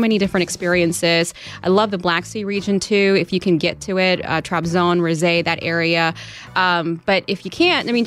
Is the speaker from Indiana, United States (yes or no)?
yes; Southern Indiana, United States; Growing up in Southern Indiana, I always met people that had never even left the state.